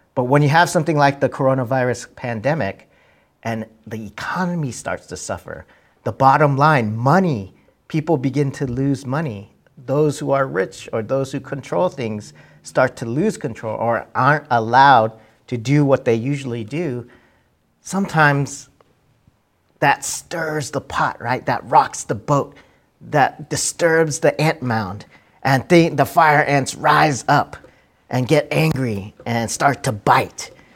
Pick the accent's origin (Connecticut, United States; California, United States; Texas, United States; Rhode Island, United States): Texas, United States; my childhood growing up in Texas